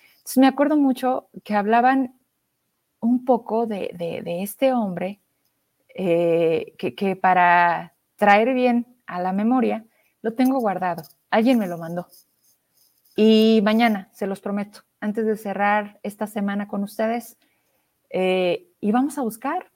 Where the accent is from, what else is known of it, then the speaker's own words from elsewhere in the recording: Zacatecas, Mexico; De Zacatecas